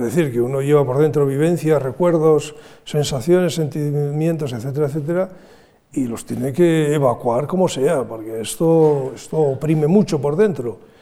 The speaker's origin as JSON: {"language": "Spanish", "town": "San Sebastián", "region": "Basque Country", "country": "Spain", "tie": "born or raised there", "said": "en mi ciudad natal"}